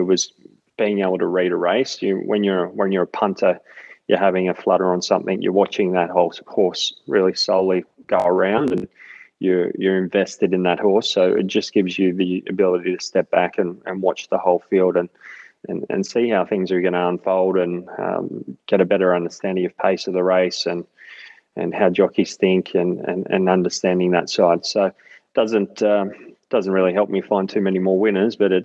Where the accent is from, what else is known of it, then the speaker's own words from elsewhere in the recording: Sydney, New South Wales, Australia; now in Gold Coast, Australia; I grew up in Western Sydney, so out in Hawkesbury, right near the Hawkesbury Racecourse